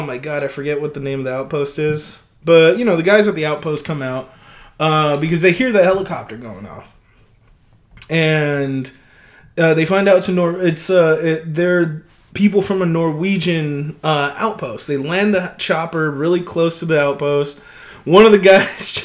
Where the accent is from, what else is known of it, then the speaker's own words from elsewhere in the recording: United States; us as American audiences